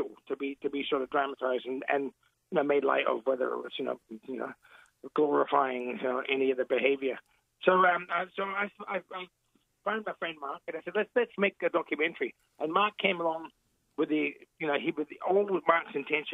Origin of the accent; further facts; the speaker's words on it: Elizabeth, South Australia, Australia; I grew up in Elizabeth. I came here when I was real young, and I grew up there